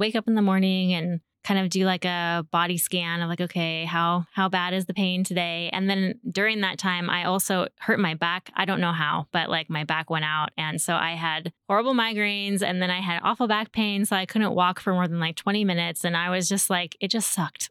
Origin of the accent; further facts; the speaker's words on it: Shoreline, Washington, United States; also born or lived in Edmonds, Washington; now in Snohomish, United States; I grew up in the Seattle area and, uh, mostly, well, I was raised as a child in Shoreline